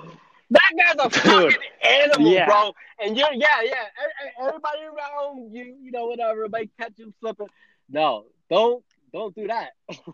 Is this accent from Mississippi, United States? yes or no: no; New Jersey, United States; also born or lived in Costa Rica; I never fucking really left Jersey. You know, I was born in Costa Rica and shit, but I never really left Jersey before Marine Corps.